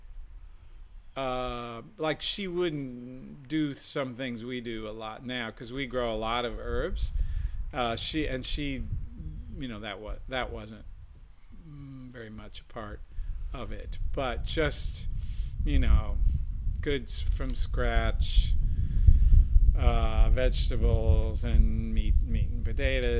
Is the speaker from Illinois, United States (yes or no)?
yes; Champaign County, Illinois, United States; now in Guilford County, North Carolina, United States; So I grew up in Illinois, in Champaign County, which is east central Illinois